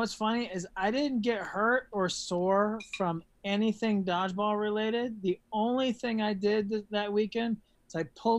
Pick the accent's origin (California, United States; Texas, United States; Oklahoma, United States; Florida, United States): Texas, United States; I was born in Texas